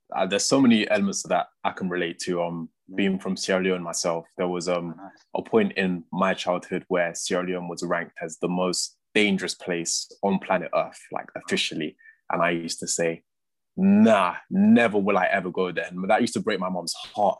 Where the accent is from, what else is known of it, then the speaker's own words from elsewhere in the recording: London, United Kingdom; I'm a West Londoner